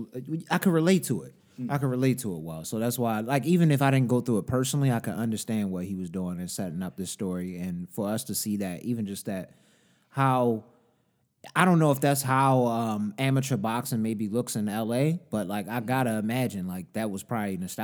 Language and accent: English; Baltimore County, Maryland, United States; I'm not from LA. I'm from Baltimore County area